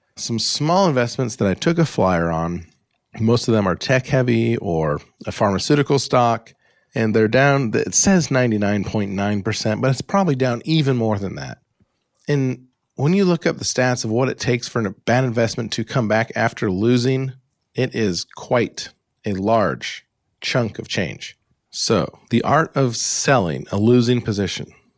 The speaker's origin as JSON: {"language": "English", "region": "Alaska", "country": "United States", "tie": "born or raised there", "also_born_or_lived": "Great Lakes", "accent": "United States", "moved": "yes", "lives_now": "Great Lakes region, United States", "said": "my normal, boring, Alaska-born, Great Lakes living, United States accent"}